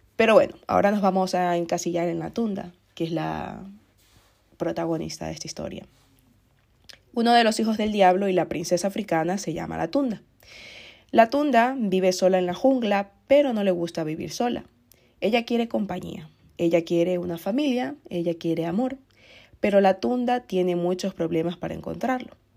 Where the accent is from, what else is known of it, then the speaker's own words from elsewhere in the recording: Ecuador; Ecuador, que es el país de donde soy yo